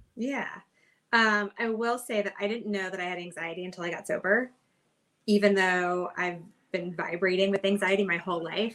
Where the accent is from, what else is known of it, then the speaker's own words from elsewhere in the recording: Kentucky, United States; moved away as an adult; also born or lived in New York; now in Hermosa Beach, United States; I am originally from Kentucky and I've kind of made my way out west um, over the years.